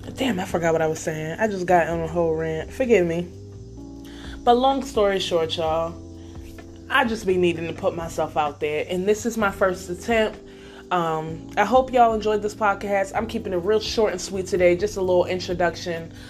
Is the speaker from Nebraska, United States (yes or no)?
yes; Nebraska, United States; moved away as an adult; also born or lived in Bronx, New York / Salisbury, Maryland; I spent the majority of my childhood in Nebraska where I lived from age 8 to about 19